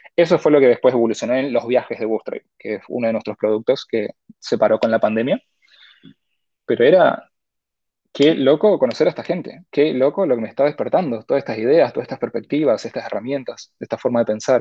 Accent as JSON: {"language": "Spanish", "region": "Corrientes", "country": "Argentina", "tie": "born or raised there", "moved": "as an adult", "lives_now": "Buenos Aires, Argentina", "said": "soy correntino, nací en Corrientes Capital, creo que hasta los 23, 24 años estuve ahí"}